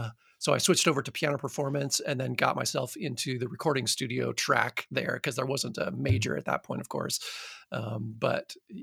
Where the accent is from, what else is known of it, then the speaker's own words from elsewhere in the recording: Midland, Michigan, United States; born there; So I was born in Midland, Michigan, which is a town in Michigan that was put there by Dow Chemical Company, basically.